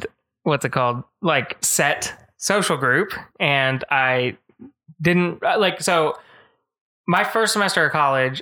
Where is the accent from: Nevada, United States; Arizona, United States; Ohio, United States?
Nevada, United States; Las Vegas; now in Texas, United States; I grew up in Las Vegas